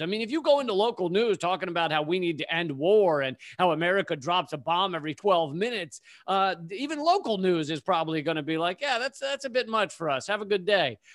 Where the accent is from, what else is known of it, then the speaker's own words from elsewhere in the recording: Richmond, Virginia, United States; moved away as an adult; also born or lived in Washington, D.C. / Charlottesville / New York City; at the age of eight, we moved to Richmond, Virginia